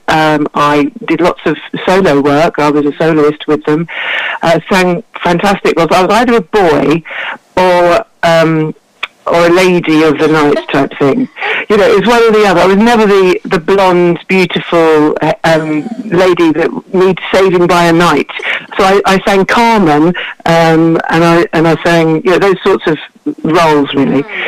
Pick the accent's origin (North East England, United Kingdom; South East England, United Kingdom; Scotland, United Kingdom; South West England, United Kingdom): South East England, United Kingdom; Buxford, East Sussex; I grew up in Buxford in East Sussex in an amazing house